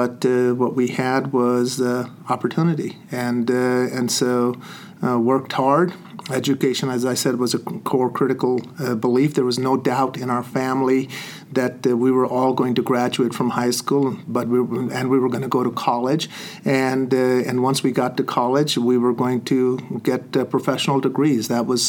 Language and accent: English; India; now in United States; And it was also a very different for me as growing up in India, coming into this great country called America.